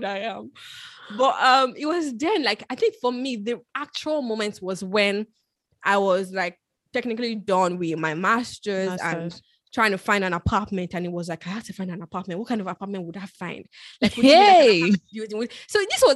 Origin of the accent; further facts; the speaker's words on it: Nigeria; moved away as an adult; now in United Kingdom; I moved from Nigeria to the UK for school